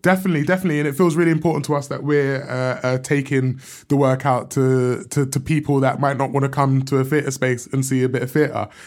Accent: London, United Kingdom; I grew up in South London

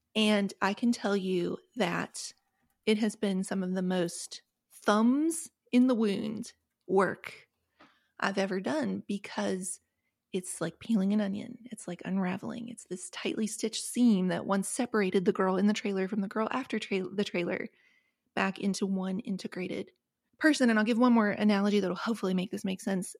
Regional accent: West Virginia, United States; the trailer where I grew up in West Virginia

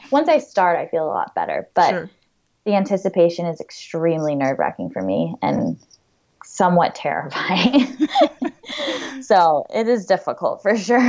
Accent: Florida, United States; I grew up climbing in Florida

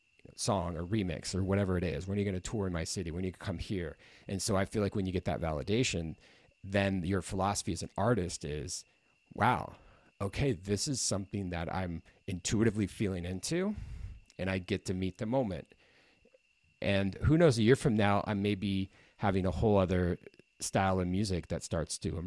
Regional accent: Midwest, United States; moved away as an adult; also born or lived in California; now in San Diego, United States; why did I come from the Midwest?

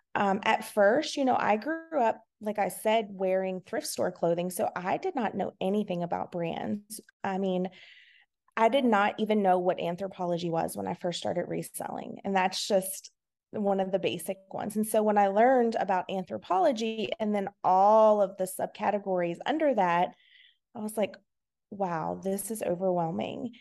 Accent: Virginia, United States; I'm from Virginia. I have been here my whole entire life.

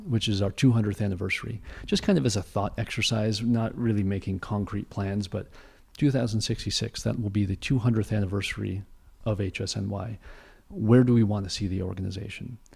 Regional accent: Aptos, California, United States; moved away; I grew up in San, San, in the San Francisco Bay Area

